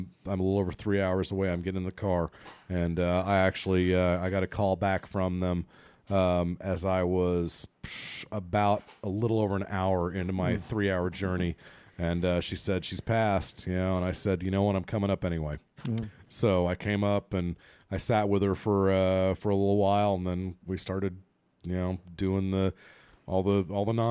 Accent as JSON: {"language": "English", "country": "Ireland", "said": "as an Irishman"}